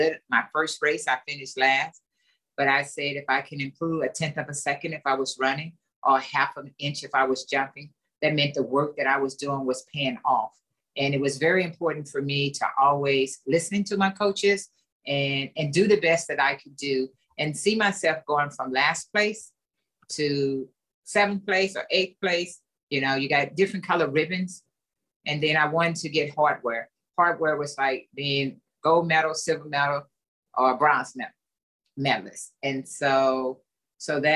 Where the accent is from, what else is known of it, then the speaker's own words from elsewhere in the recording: East St. Louis, Illinois, United States; I grew up in East St. Louis, Illinois